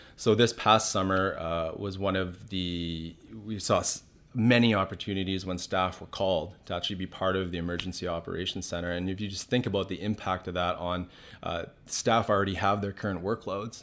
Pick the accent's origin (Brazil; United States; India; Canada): Canada; West Kelowna, British Columbia; my friends who I grew up with in West Kelowna